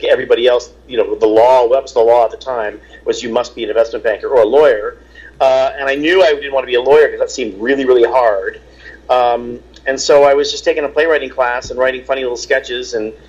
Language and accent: English; Baltimore, Maryland, United States; born there; I sort of grew up kind of all over. I was born in Baltimore, and then we lived in Europe for a little bit, and then when we moved back to the States